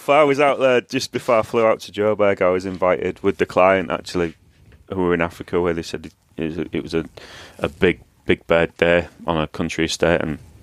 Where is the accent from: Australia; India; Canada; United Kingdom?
United Kingdom; Hull, Yorkshire and the Humber; moved away as an adult; where I grew up in Hull